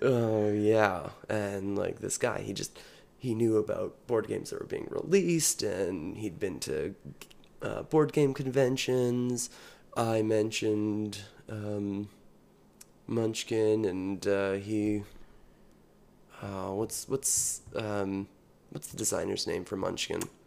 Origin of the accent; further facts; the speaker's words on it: British Columbia, Canada; also born or lived in Saskatchewan / United States; I was born in Saskatchewan, moved to British Columbia when I was fairly young, and have spent most of the years of my life here.